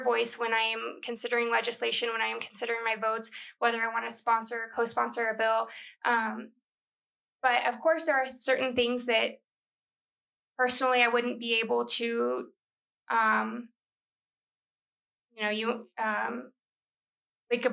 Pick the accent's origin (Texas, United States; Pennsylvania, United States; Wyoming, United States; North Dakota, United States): Texas, United States; El Paso; I'm from El Paso